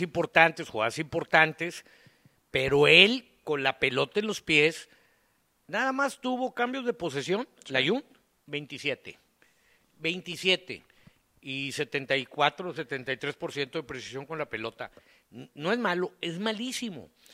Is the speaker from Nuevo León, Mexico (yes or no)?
yes; Monterrey, Nuevo León, Mexico; nosotros somos los chilangos para los de Saltillo, para los de Torreón